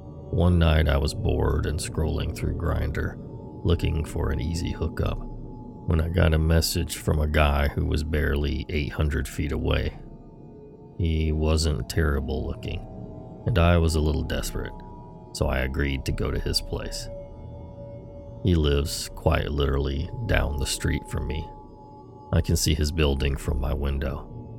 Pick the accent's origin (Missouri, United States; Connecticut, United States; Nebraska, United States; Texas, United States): Missouri, United States; I grew up in Missouri. Junkies barely register as odd to me at this point.